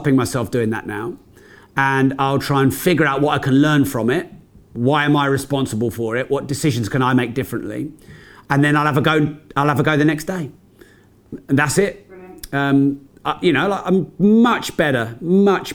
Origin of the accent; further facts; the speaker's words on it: United Kingdom; we're British